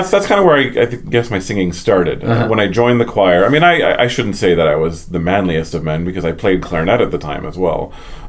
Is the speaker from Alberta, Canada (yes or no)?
yes; Edmonton, Alberta, Canada; I grew up mainly in Alberta and mainly in Edmonton